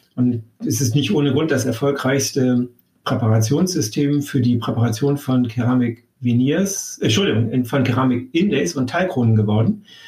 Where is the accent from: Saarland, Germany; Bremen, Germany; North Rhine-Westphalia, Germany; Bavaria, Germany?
Bremen, Germany; moved away as an adult; also born or lived in Damascus; now in Hamburg, Germany; ich bin seinerzeit äh, zum Studium von ähm, oder aus Bremen nach Hamburg gewechselt